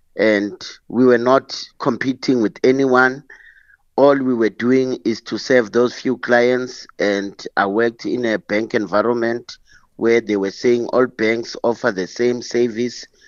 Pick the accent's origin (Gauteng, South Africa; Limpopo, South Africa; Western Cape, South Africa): Gauteng, South Africa; Soweto; also born or lived in Eastern Cape; I grew up in Soweto, and I was fortunate to s, grow up and, or study in Eastern Cape